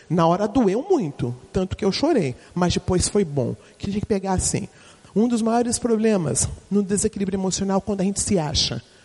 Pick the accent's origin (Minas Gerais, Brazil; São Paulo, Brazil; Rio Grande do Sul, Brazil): São Paulo, Brazil; eu sou paulistana